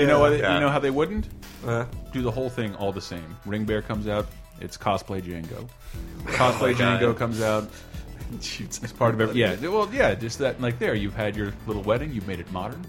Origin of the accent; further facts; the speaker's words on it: the South, United States; moved away; also born or lived in Tallahassee, Florida; the Southern brand of racism you and I both grew up around